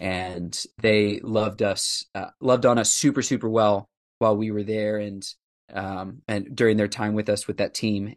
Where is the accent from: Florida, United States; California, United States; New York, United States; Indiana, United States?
Indiana, United States; Indianapolis; moved away as an adult; also born or lived in Southwest Ohio / West Africa; now in Nashville, United States; we moved there from Southwest Ohio when I was four, and all of my formative years becoming a follower of Christ, called a ministry, and my early years of being involved in pastoral ministry were there in downtown Indianapolis